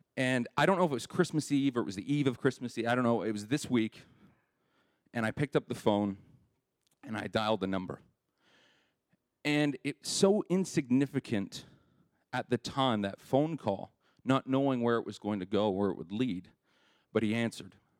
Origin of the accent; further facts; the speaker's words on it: Winnipeg, Manitoba, Canada; I grew up in Winnipeg